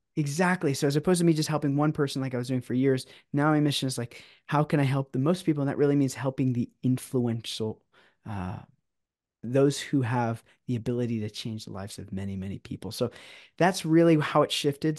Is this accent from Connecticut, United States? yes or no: no; San Diego, California, United States; now in Orange County, United States; I'm actually originally from San Diego